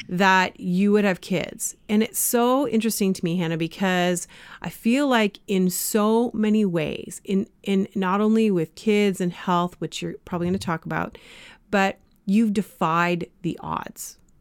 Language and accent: English; Canada; also born or lived in Springfield, United States; I was from Canada